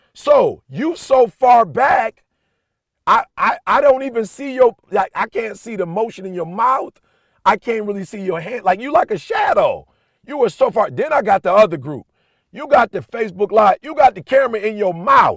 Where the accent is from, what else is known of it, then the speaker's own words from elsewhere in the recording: Detroit, Michigan, United States; I'm blue collar. I'm from Detroit